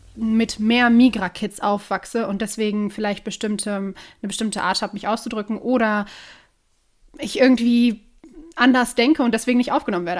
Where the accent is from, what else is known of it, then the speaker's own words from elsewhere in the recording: Duisburg, North Rhine-Westphalia, Germany; moved away as an adult; also born or lived in Oberhausen; now in Cologne, Germany; ich wohne gerade in Köln, bin gebürtige Duisburgerin